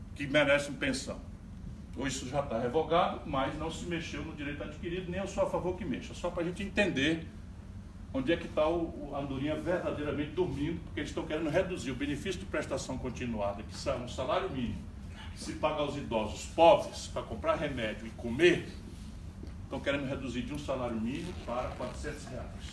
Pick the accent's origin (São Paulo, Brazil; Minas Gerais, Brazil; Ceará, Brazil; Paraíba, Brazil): Ceará, Brazil; Sobral; moved away; Eu saí de Sobral, mas Sobral não saiu de mim, não vai sair jamais.